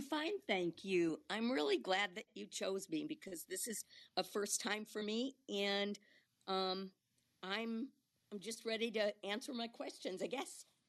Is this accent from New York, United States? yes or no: no; Milwaukee, Wisconsin, United States; I grew up in Milwaukee